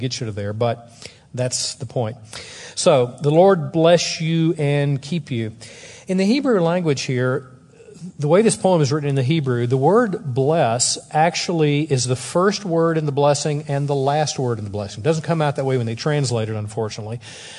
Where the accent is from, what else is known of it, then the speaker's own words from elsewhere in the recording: the South, United States; I'm from the South